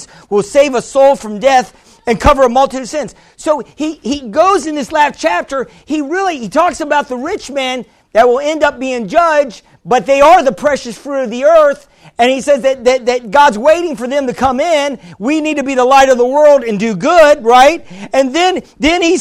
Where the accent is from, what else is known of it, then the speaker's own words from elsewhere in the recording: New York, United States; I'm a New Yorker